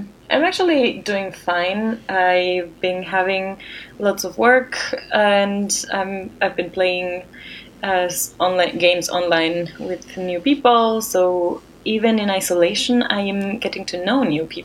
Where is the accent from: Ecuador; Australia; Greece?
Ecuador; moved away; in my home country of Ecuador